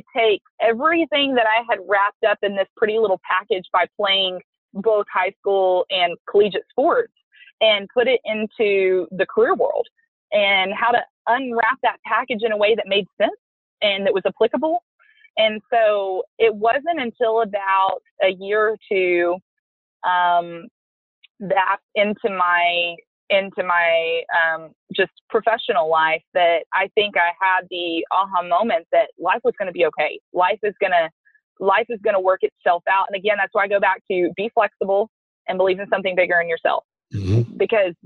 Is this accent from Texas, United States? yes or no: yes; Lubbock, Texas, United States; moved away as an adult; now in College Station, United States; I'm from the Lubbock area.